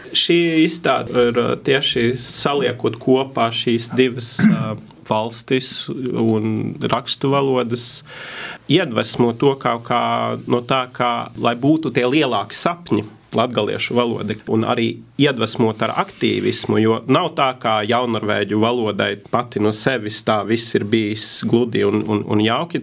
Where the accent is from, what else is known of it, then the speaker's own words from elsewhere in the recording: Norway; Latvian is a second language; es esmu no Norvēģijas